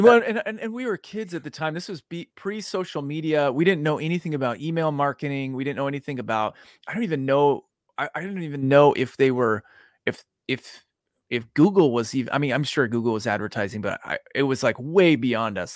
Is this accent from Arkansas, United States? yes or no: no; Boise, Idaho, United States; now in Dallas, United States; I grew up in Boise